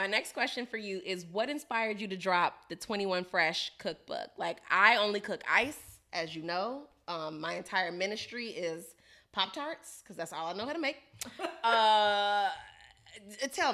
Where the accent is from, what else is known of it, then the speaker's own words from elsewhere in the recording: Chicago, Illinois, United States; I'm from Chicago